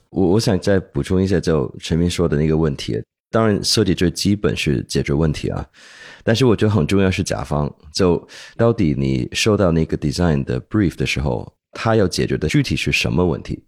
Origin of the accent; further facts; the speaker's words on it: Hong Kong; accent: 港普, ABC; moved away as an adult; also born or lived in United States; now in Beijing, China; 我是美国出生，香港长大